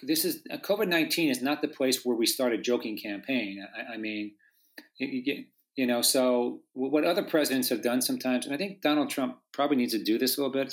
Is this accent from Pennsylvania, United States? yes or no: yes; Pennsylvania, United States; now in Southern California, United States; I grew up in Pennsylvania